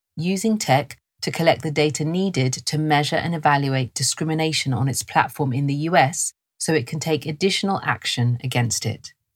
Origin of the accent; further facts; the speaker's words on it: London, United Kingdom; I was raised in London, and this is my accent